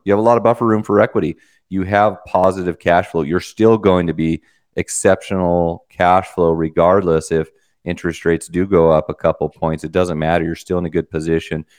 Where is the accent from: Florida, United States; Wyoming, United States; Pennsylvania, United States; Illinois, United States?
Wyoming, United States; I'm from Wyoming, you know, Spurs and all